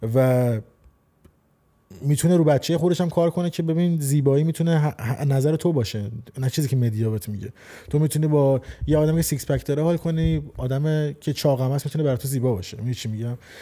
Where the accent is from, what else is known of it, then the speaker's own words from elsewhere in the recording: Iran; 26 سال توی جمهوری اسلامی ایران زندگی کردم خب و اونجا آموزش دیدم توی اون فرهنگ و اون خانواده بزرگ شدم